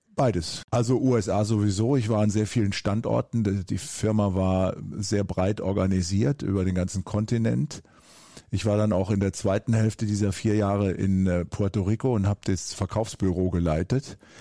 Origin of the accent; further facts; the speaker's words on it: Eifel, Germany; also born or lived in United States; wo ich herkomme, aus der Eifel auf dem Land